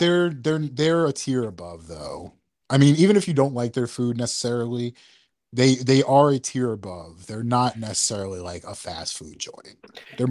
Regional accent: New York, United States; we're from New York

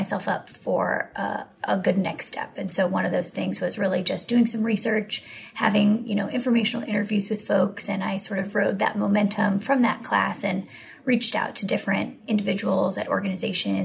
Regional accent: outside of Cleveland, Ohio, United States; moved away as an adult; also born or lived in North Carolina / Washington, D.C.; I grew up in Ohio, outside of Cleveland

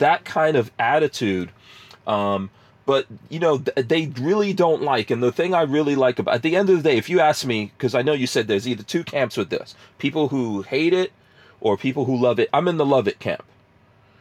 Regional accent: New York City, New York, United States; moved away as an adult; also born or lived in New Jersey; now in Florida, United States; I grew up in New York City

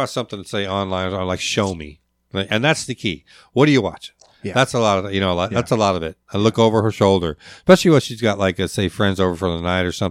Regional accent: Lakewood, Washington, United States; also born or lived in Providence; now in Alaska; So I was born in Providence. Mom, four months old, mom moved back. My grandfather homesteaded in Lakewood in, in post World War II. She moved back there with me

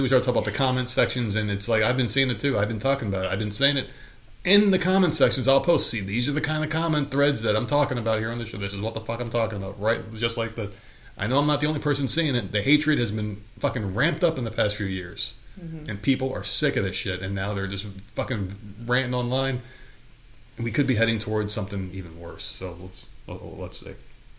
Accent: New York, United States; now in US South; We're like, wow, everything's different here in the South because we came from New York.

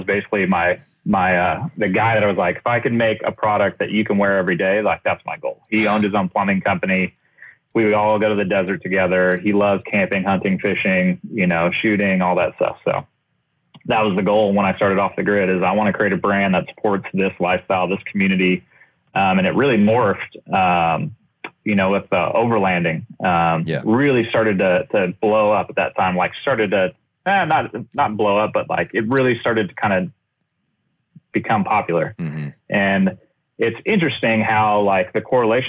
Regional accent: Southern California, United States; I started in graphic design growing up in Southern California

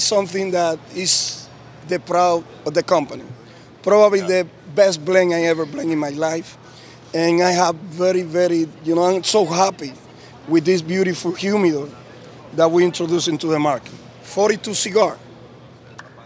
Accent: Tamboril, Santiago, Dominican Republic; I'm from Dominican Republic, and I'm from a small town called Tamboril.

